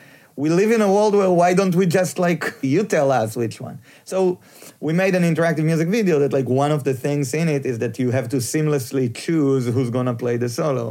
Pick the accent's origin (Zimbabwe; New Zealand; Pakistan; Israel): Israel; moved away; I'm from Israel